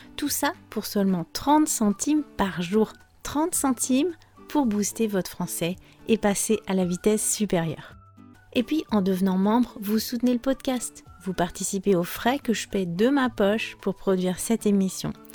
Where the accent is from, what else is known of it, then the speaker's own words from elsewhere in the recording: France; je suis française